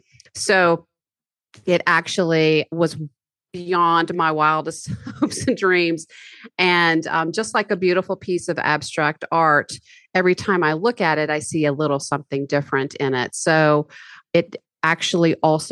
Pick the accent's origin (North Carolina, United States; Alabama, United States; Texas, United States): North Carolina, United States; Highlands; my hometown community of Highlands, which is a mountain resort community. Absolutely beautiful. We are 4,118 feet up, and we're situated on a plateau in the beautiful Blue Ridge Mountains.